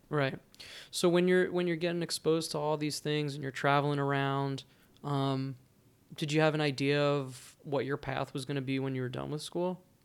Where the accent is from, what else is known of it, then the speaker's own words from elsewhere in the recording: New Jersey, United States; moved away; I grew up in New Jersey